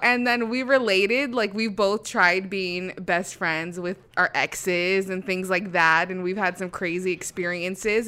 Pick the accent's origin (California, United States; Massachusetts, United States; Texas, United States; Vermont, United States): California, United States; moved away as an adult; now in Las Vegas, United States; I'm from California.